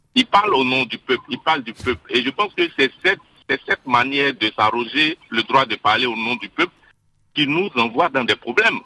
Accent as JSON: {"language": "French", "country": "Côte d’Ivoire", "said": "nous sommes des Ivoiriens"}